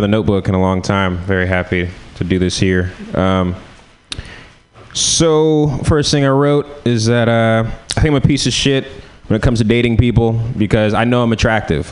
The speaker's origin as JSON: {"language": "English", "town": "San Francisco", "region": "California", "country": "United States", "said": "So I'm from San Francisco"}